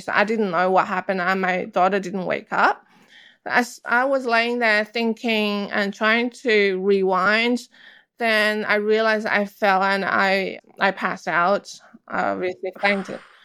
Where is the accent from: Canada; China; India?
China; moved away; I grew up in China